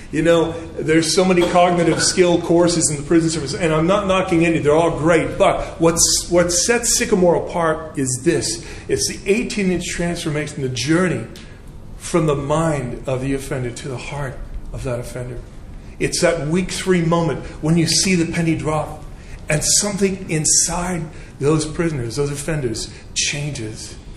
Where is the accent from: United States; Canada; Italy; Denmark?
Canada; now in England; originally, I'm from Canada, so I, I do apologize for my uh, slight twang.